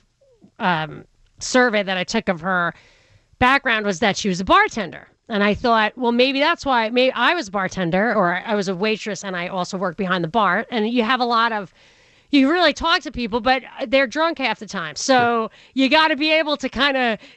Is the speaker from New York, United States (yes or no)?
yes; Rockland County, New York, United States; I'm from Rockland County, which is the blue-collar suburb on the other side of the river